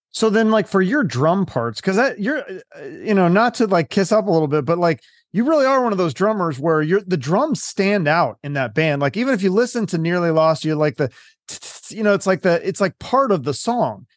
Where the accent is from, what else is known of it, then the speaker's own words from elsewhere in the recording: Issaquah, Washington, United States; I grew up in, uh, a little well it used to be like a little town called Issaquah